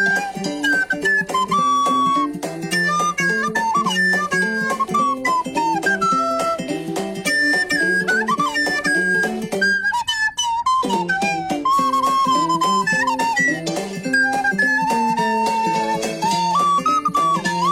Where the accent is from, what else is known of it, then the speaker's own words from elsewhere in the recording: rural Saskatchewan, Canada; moved away; I'm a Canadian who grew up in a small town where there was nothing to do but spend our days at the rink